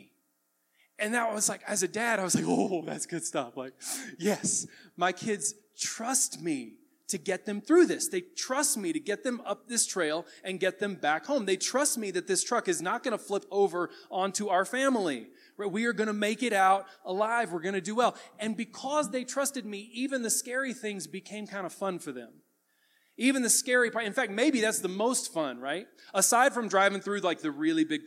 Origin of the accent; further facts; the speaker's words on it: the South, United States; I grew up in the South around a lot of lifted trucks